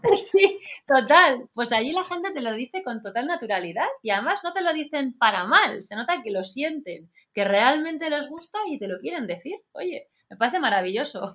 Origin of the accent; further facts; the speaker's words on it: Pamplona, Navarre, Spain; moved away as an adult; also born or lived in San Diego, United States; now in Madrid, Spain; Yo voy a hablar de mi tierra también